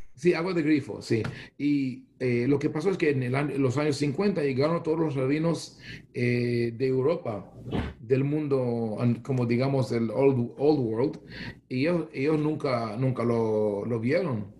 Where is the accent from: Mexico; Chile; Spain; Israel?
Israel; Spanish is a second language; moved away as an adult; also born or lived in Bogotá, Colombia; now in United States; nací en Israel, crecí en una, en, una familia, una casa muy balanceada, eh, con amor a Israel